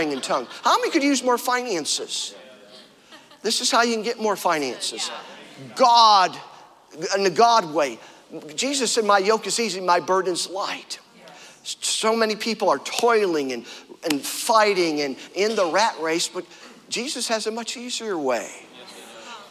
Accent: Fredonia, New York, United States; I'm from Fredonia.

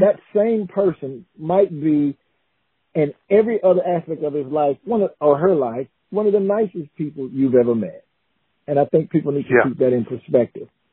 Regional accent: Newberry, South Carolina, United States; moved away as an adult; also born or lived in DeLand, Florida; born and raised in Newberry, South Carolina

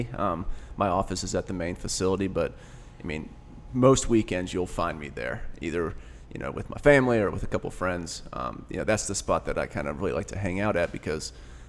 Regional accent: Tampa, Florida, United States; moved away as an adult; I grew up in Tampa

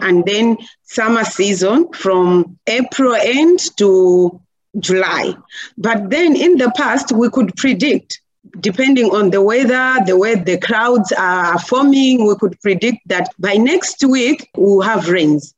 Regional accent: Chikwawa district, Southern Region, Malawi; from Malawi. It's in the southern part of Africa. And here in Malawi, I'm coming from Chikwawa district

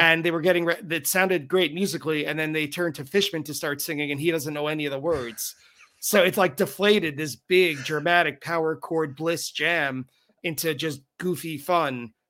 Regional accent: Long Island, New York, United States; I'm from Long Island.

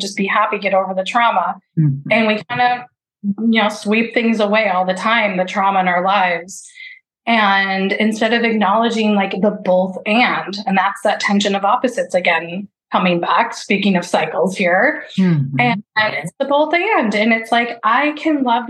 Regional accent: Midwest, United States; I was raised Catholic in the Midwest

